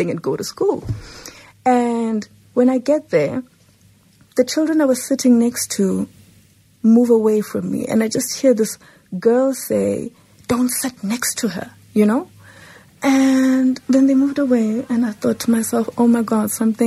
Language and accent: English; Johannesburg, Gauteng, South Africa; I grew up in Lanesia South, and it was quite a pigmented society